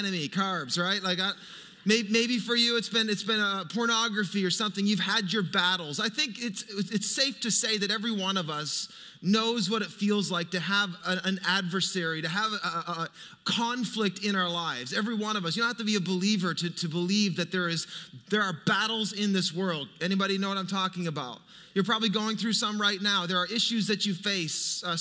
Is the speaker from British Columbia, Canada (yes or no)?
no; Fredericton, New Brunswick, Canada; moved away; I grew up in Fredericton. That's my hometown